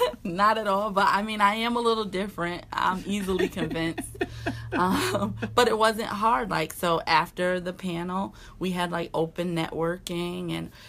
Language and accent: English; Connecticut, United States; I said I was from Connecticut.